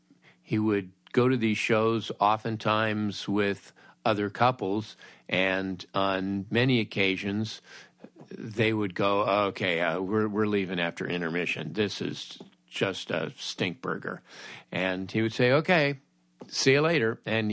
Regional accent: Woodland Hills, California, United States; I grew up in Woodland Hills in the San Fernando Valley.

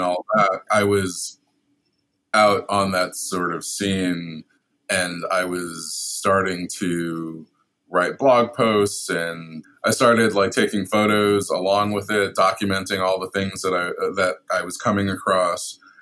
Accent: New York City, New York, United States; I'm also from Brooklyn. I've lived in New York all my life

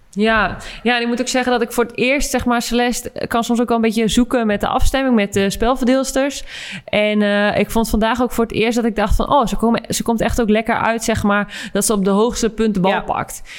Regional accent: Netherlands; als Nederlander ben ik daar heel blij mee

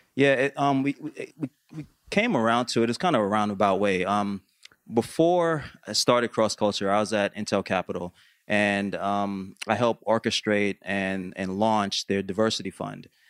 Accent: New York, United States; I grew up in New York

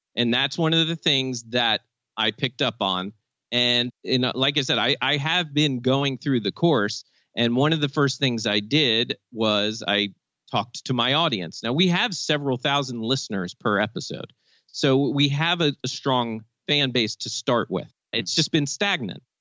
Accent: Maryland, United States; I'm from Maryland

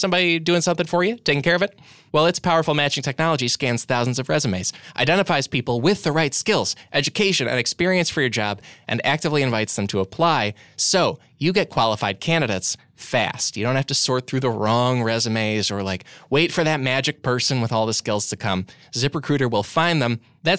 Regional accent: Midwest, United States; Wangle is a verb I use because I'm from the Midwest.

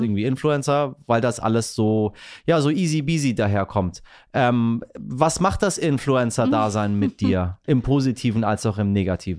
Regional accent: Iran; now in Hamburg, Germany; ich bin als Iraner

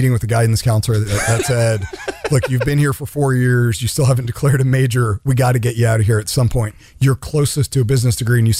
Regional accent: Maryland, United States; moved away as an adult; now in California, United States; I'm in Maryland, born and raised in Maryland, the suburbs of D.C. Born in an area where, you know, in the suburbs where, you know, wildlife was like pigeons and squirrels.

